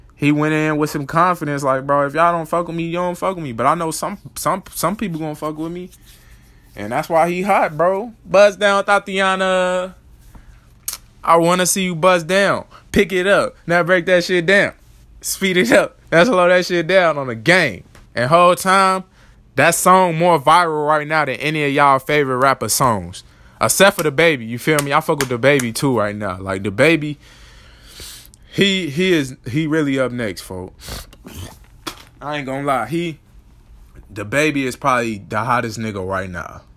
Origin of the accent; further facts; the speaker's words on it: Chicago, Illinois, United States; I grew up in Chicago, but then I moved to the suburbs.